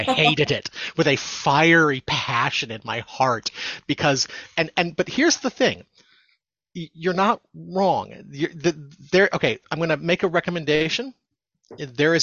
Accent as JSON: {"language": "English", "country": "United States", "moved": "yes", "lives_now": "United Kingdom", "said": "as you can probably tell from my accent, I'm from America, but I live in the UK."}